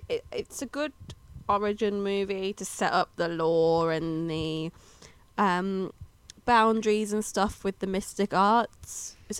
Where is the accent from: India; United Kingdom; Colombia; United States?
United Kingdom